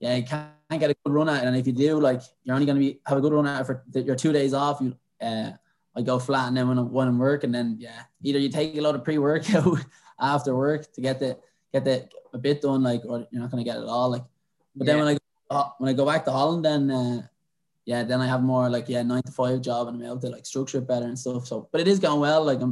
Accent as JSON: {"language": "English", "town": "Dublin", "region": "Leinster", "country": "Ireland", "tie": "born or raised there", "also_born_or_lived": "Swords", "moved": "as an adult", "lives_now": "Netherlands", "said": "I grew up in Dublin, went to school in Ballybuckle, hung around in Swords my whole life"}